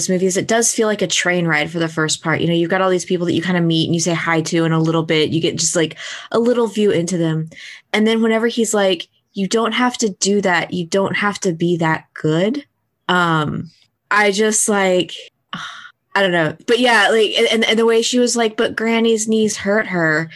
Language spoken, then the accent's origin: English; United States; being American, I'm going to misinterpret what's happening in my American way